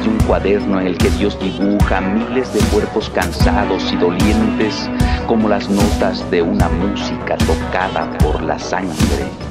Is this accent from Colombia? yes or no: no; Villa Comaltitlán, Chiapas, Mexico; moved away as an adult; also born or lived in Tapachula / San Cristóbal de las Casas / Mexico City; mi pueblo, Villa de Comaltitlán, y la casa en el pueblo donde vivimos estaba a escasos 10, 15 metros frente a las vías del tren. Y entonces, desde que yo era niño